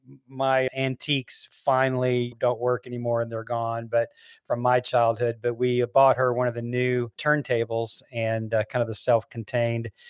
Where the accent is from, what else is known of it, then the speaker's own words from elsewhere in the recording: Memphis, Tennessee, United States; we grew up in Memphis, Tennessee